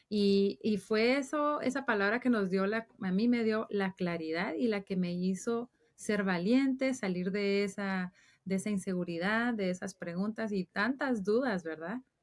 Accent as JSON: {"language": "Spanish", "country": "Guatemala", "tie": "born or raised there", "moved": "as an adult", "lives_now": "Dallas, United States", "said": "yo soy de Guatemala"}